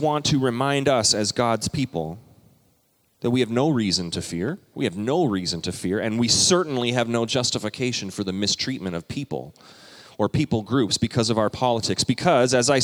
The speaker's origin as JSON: {"language": "English", "country": "Canada", "moved": "yes", "lives_now": "United States", "said": "I'm a Canadian citizen"}